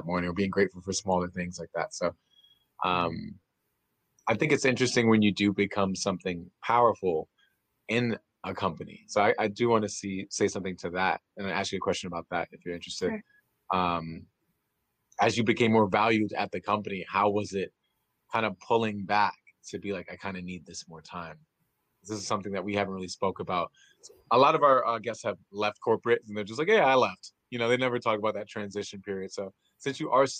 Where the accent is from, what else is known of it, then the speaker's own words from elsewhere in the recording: New York, United States; I'm from New York